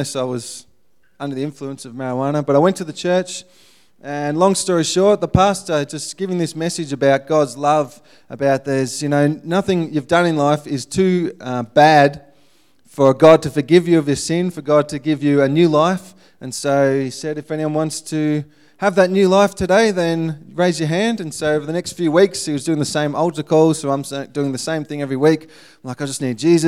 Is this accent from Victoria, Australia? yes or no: yes; Ballarat, Victoria, Australia; moved away as an adult; I was pretty much born and bred in Ballarat